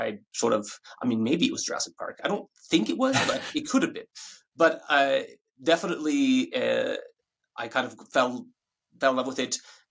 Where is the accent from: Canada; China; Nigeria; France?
Canada; Ottawa, Ontario; moved away as an adult; now in Australia; I'm from Ottawa, Canada